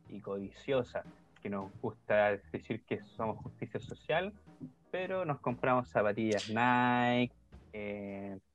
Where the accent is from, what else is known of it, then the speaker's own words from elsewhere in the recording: Chile; Nosotros como chilenos vamos a empezar a inyectar monedas por allá en Argentina.